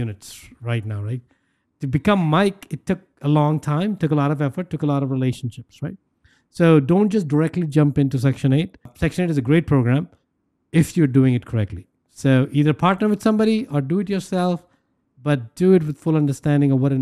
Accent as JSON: {"language": "English", "country": "India", "tie": "born or raised there", "moved": "yes", "said": "I grew up in India"}